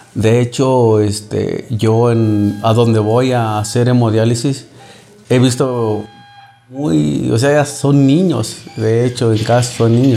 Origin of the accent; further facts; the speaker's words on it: Dolores Hidalgo, Guanajuato, Mexico; soy de Dolores Hidalgo.